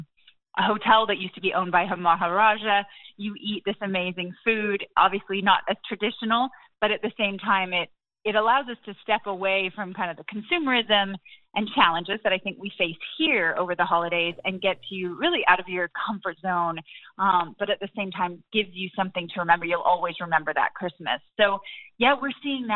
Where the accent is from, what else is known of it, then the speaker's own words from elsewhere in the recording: England, United Kingdom; moved away as an adult; also born or lived in Cambodia; now in United States; I grew up in England